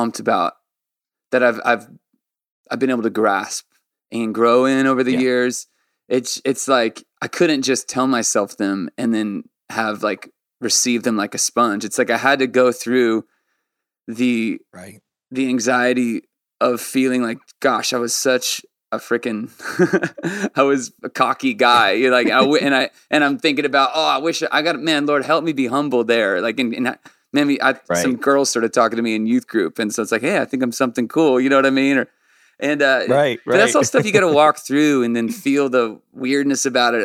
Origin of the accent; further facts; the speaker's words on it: Orange County, San Diego, California, United States; when we moved from Orange County to San Diego when I was 12